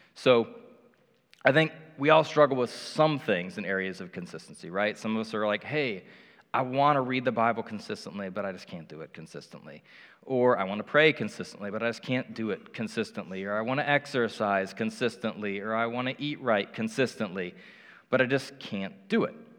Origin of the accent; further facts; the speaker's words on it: Indianapolis, Indiana, United States; moved away as an adult; now in Cincinnati, United States; I grew up in Indianapolis